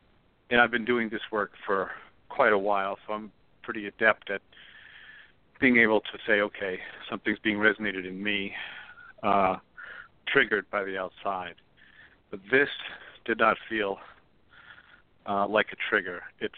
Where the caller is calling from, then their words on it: Pennsylvania, United States; Hi, Michael. It's … from Pennsylvania.